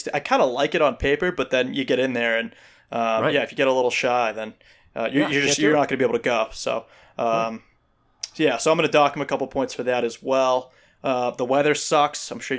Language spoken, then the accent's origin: English; Ireland; I'm from Ireland, so